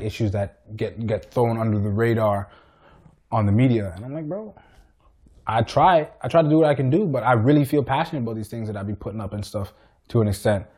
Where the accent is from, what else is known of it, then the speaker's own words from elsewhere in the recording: Richmond Hill, Ontario, Canada; I was born and raised in Richmond Hill